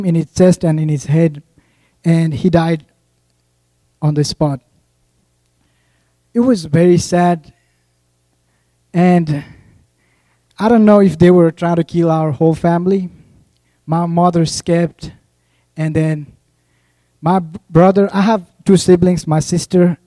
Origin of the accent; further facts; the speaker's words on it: Nepal; moved away as an adult; I'm from Nepal.